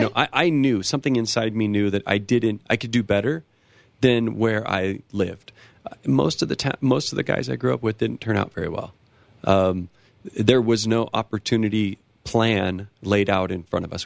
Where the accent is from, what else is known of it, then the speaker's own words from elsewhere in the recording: near Los Angeles, California, United States; now in Colorado, United States; I come from a small town in California, right outside of Los Angeles.